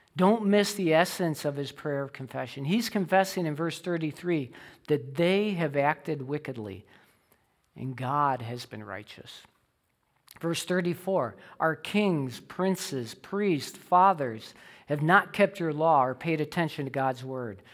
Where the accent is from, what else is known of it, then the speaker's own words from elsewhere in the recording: Illinois, United States; I grew up in Illinois